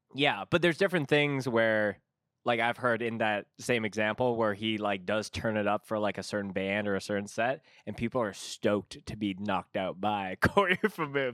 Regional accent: Canada; as a Canadian

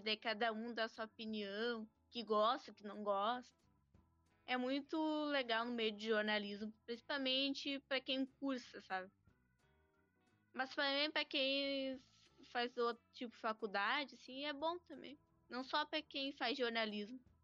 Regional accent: Alvorada, Rio Grande do Sul, Brazil; Eu sou de Alvorada

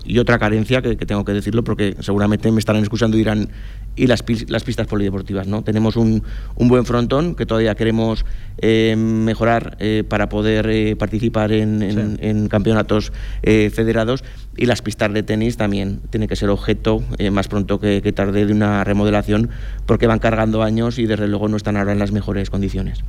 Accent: Cariñena, Aragon, Spain; mi pueblo

